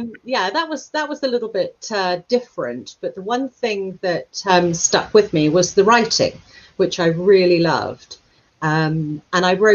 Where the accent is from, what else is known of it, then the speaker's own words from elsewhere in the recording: London, United Kingdom; moved away as an adult; also born or lived in Brussels / New York; now in Devon, United Kingdom; I was born in London and my parents were kind of worked in industries which were to do with entertainment.